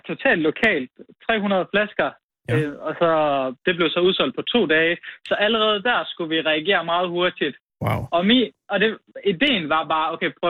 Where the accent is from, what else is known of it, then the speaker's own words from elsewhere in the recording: Nykøbing Mors, North Denmark Region, Denmark; moved away as an adult; also born or lived in Aalborg; og så flyttede jeg fra Nykøbing Mors for at studere.